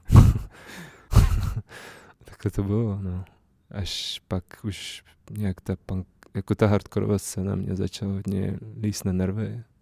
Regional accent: Prague, Czechia; já jsem vyrůstal na sedmičce na Miladě, na skvotu

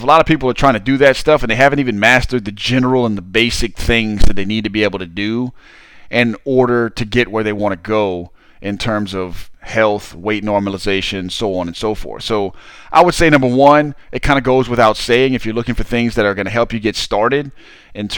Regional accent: Southern Louisiana, United States; I'm from Southern Louisiana

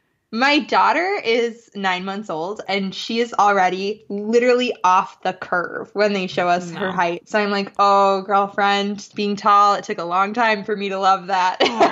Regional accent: Madison, Wisconsin, United States; born or raised there

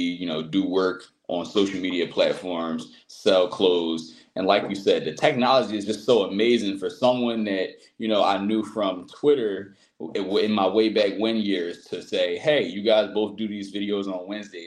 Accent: Philadelphia, Pennsylvania, United States; growing up, Philadelphia, I'm from Southwest Philadelphia

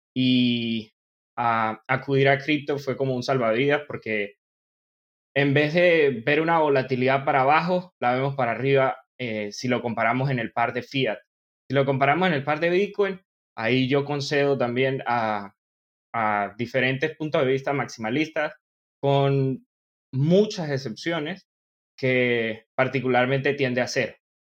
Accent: Venezuelan Andes, Venezuela; accent: gocho; yo soy venezolano de nacimiento. soy gocho

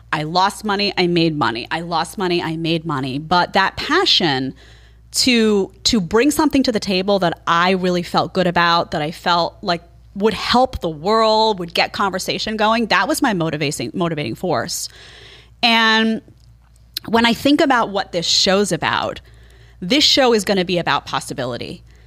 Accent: New York City, New York, United States; also born or lived in Brooklyn, New York / Manhattan, New York; I grew up in Staten Island

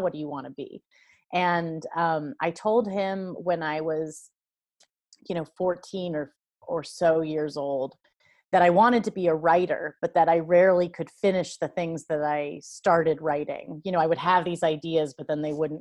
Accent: Lawrence, Kansas, United States; I grew up in and around Lawrence, Kansas, which is liberal little college

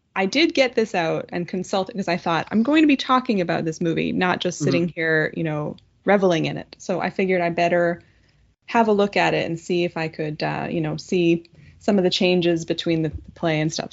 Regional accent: Ottawa, Ontario, Canada; my hometown girl

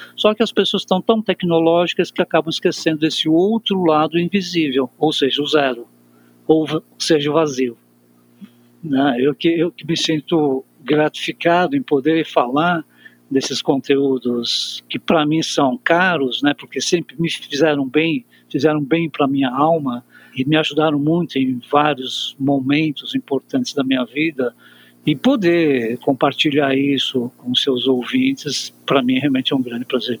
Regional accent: Brazil; nós que nascemos no Brasil

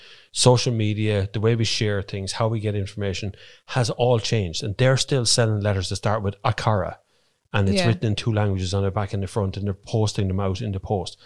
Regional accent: Ireland; we're Irish.

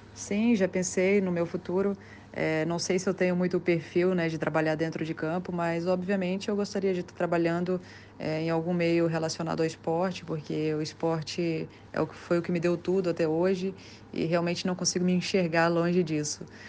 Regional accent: Vitória, Espírito Santo, Brazil; moved away as an adult; also born or lived in Itaguaçu, Espírito Santo / Santa Catarina / United States; eu nasci no interior do estado, nasci em Itaguaçu. É, mudei para Vitória aos 9 anos de idade para morar na casa dos meus avós é, e buscar melhores oportunidades no esporte. Fiquei em Vitória até os 20 anos

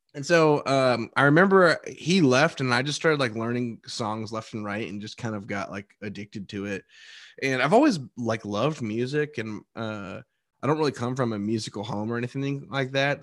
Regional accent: Dallas, Texas, United States; moved away as an adult; now in Nashville, United States; I grew up in the Texas area, well, all over Texas, but mostly from Dallas-Fort Worth.

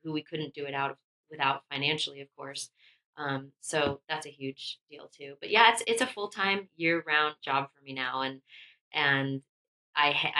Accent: Los Angeles, California, United States; moved away as an adult; also born or lived in Telluride, Colorado; now in Bend, United States; growing up in Los Angeles

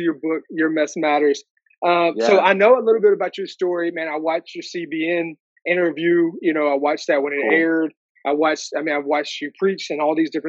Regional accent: Virginia, United States; I was from Virginia

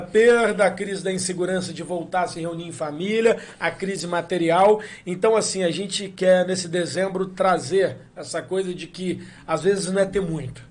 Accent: Valença, Rio de Janeiro, Brazil; nós somos de Valença, o programa é em Valença

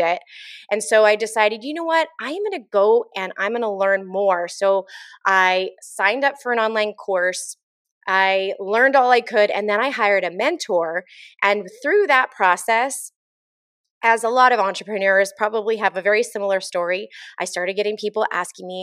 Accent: San Diego, California, United States; moved away as an adult; also born or lived in Arizona; now in Central Oregon, United States; Born and raised San Diego

